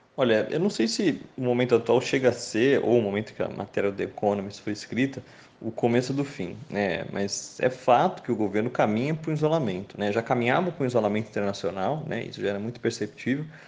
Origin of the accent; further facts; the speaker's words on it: Brazil; enquanto brasileiro